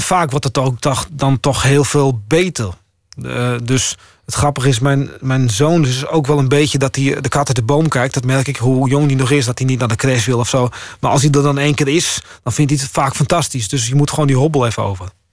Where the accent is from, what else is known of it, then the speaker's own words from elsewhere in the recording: Friesland, Netherlands; also born or lived in Groningen; Ik ben ook Fries